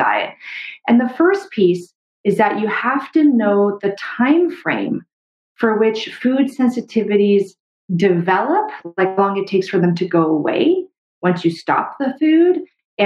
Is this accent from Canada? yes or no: yes; Canada; I'm a Canadian medical doctor